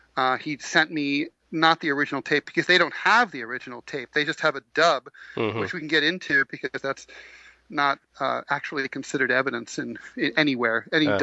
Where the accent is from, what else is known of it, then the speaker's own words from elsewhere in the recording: New York, United States; I'm a New Yorker. I jaywalk all the time